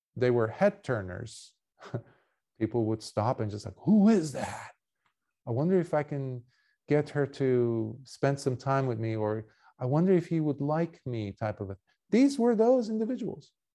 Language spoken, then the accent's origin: English; Beirut, Beirut Governorate, Lebanon; moved away; I was born in Beirut and, and, and Lebanon, uh, in Beirut, Lebanon